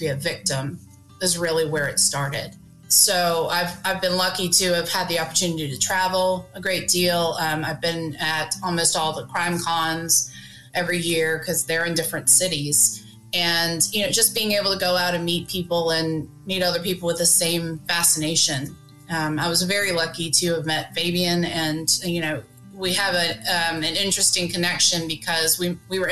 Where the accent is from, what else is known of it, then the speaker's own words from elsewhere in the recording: Greensboro, North Carolina, United States; I am from North Carolina. I've lived here all my life, and I live in Greensboro, North Carolina